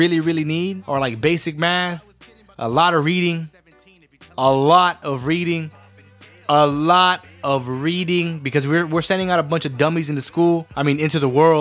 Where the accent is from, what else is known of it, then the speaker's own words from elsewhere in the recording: San Benito, Texas, United States; San Benito, Texas. Or, as the rest of us know over here, San Bene, the Resaca City, my hometown